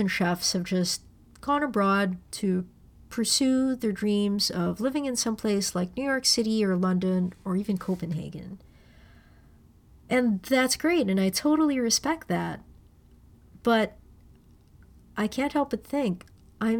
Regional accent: Manila, Metro Manila, Philippines; moved away as an adult; now in Toronto, Canada; growing up in Manila

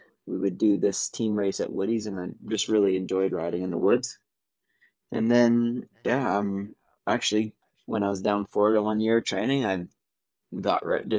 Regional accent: Ottawa, Ontario, Canada; now in Brookfield, Canada; I'm originally from Ottawa, Ontario, and I moved to Brookfield, Nova Scotia in 2009

